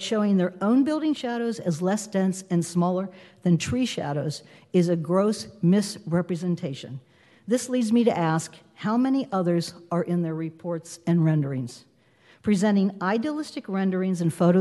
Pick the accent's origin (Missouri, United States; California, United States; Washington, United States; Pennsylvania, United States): Pennsylvania, United States; Western; now in Huntington Beach, United States; I was born in Western Pennsylvania and grew up in an extended Italian-American family.